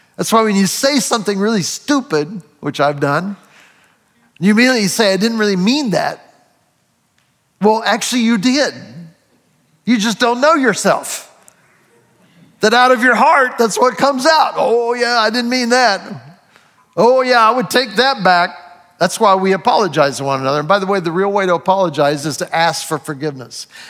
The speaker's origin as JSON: {"language": "English", "region": "Ohio", "country": "United States", "tie": "born or raised there", "said": "I was born in Ohio"}